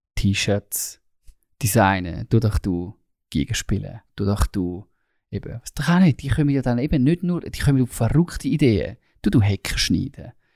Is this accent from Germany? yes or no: no; Switzerland; als Schweizer